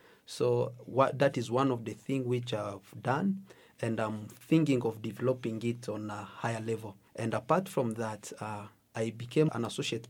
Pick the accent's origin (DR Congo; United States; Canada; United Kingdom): DR Congo; English is a second language; now in Uganda; First of all, I came from Congo. As a refugee, I was running for my life because the place where I was staying, there was a lot of fight. So I had to run to Uganda.